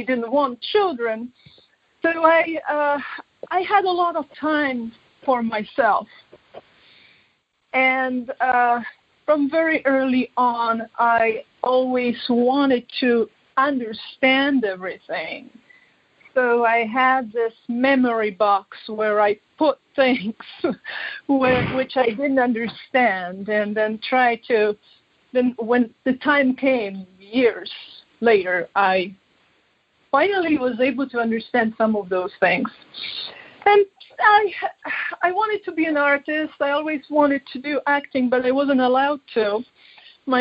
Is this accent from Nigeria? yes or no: no; Poland; So I was born in Poland.